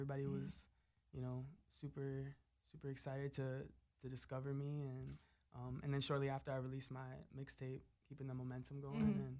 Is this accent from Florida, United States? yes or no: yes; South Florida, United States; moved away as an adult; also born or lived in Connecticut; now in Los Angeles, United States; I'm from South Florida. I was raised in South Florida.